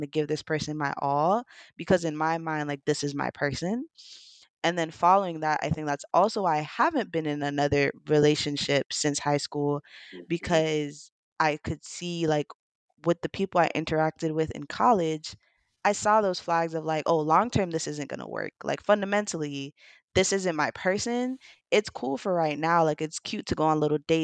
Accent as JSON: {"language": "English", "region": "Saint Croix", "country": "U.S. Virgin Islands", "said": "I'm from the Virgin"}